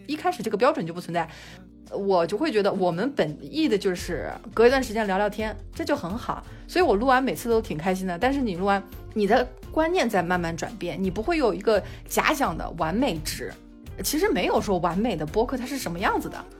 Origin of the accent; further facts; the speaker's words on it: China; 我是一个中国人